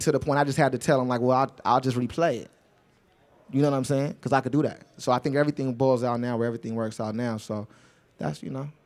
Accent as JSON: {"language": "English", "town": "Los Angeles", "region": "California", "country": "United States", "tie": "born or raised there", "said": "I'm not from the outskirts of Los Angeles. I'm really from Los Angeles, California"}